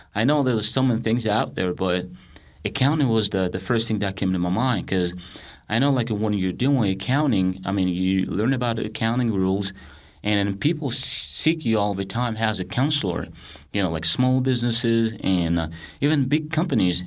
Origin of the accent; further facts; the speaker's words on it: Mali; English is a second language; moved away as an adult; now in United States; I grew up in Mali, West Africa